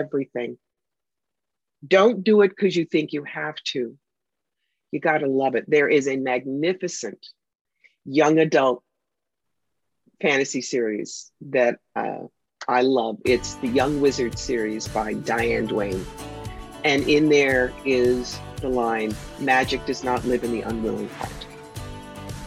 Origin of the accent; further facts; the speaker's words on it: New York, United States; I'm the New Yorker.